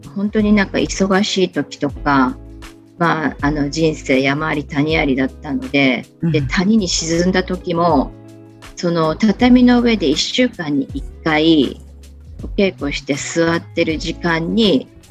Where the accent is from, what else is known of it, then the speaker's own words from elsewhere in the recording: Kochi, Japan; also born or lived in Tokyo; 生まれも育ちも高知城の近くにあります、現在の茶穂若草園のあるところで、物心ついた時から商いの中で育ちました